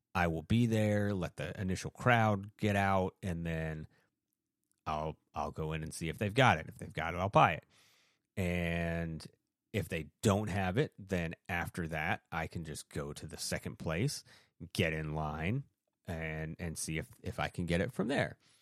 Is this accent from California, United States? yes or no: no; Maine, United States; when I was a kid growing up in Maine